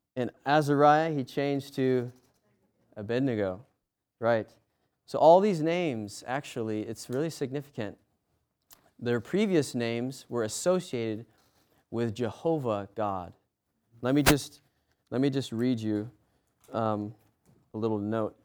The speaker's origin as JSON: {"language": "English", "country": "United States", "said": "I'm American"}